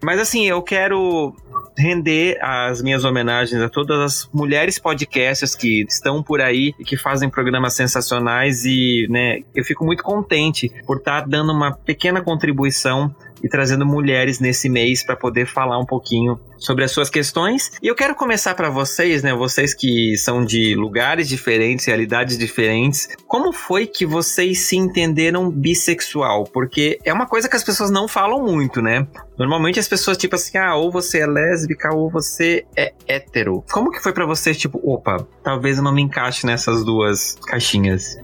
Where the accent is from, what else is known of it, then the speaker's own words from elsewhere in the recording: Blumenau, Santa Catarina, Brazil; eu e o Marcele, a gente é de Blumenau